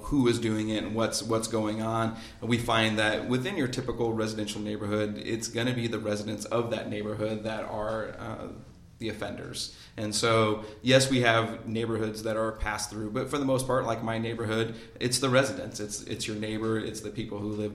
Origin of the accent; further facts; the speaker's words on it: Northern Newton County, Indiana, United States; I'm from Northern Newton County